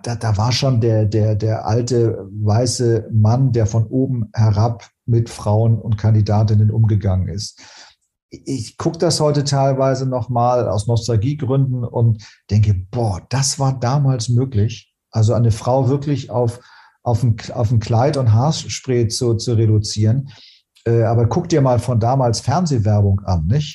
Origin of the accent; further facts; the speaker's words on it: Hamburg, Germany; Ich, als Hamburger brauche ich den Hafen, ich brauche als Hamburger die Nähe zur Nord- und Ostsee